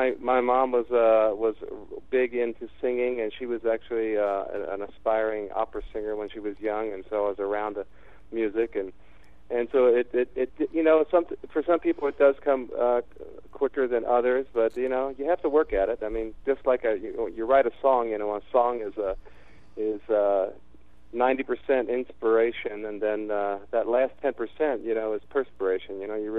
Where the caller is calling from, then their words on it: San Diego, California, United States; I'm actually calling in from San Diego.